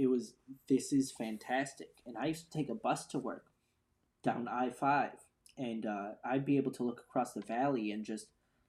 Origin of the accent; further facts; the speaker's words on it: Phoenix, Arizona, United States; Yeah. I grew up there. I was born in Phoenix, Arizona, Maricopa County.